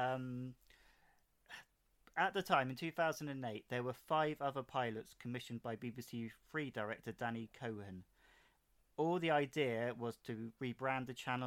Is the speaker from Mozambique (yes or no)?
no; England, United Kingdom; I'm English